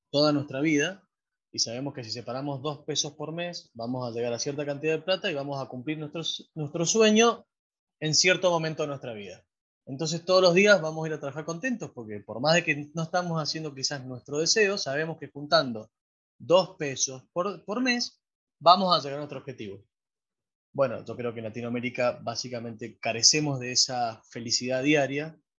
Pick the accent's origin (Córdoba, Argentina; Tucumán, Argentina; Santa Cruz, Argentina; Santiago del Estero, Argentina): Santa Cruz, Argentina; Río Gallegos; born there; Yo nací en Río Gallegos, ahí nomás de Comodoro.